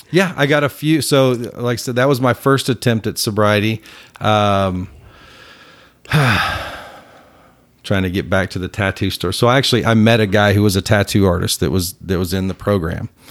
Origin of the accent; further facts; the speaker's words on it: Plano, Texas, United States; also born or lived in McKinney, Texas; I grew up in Plano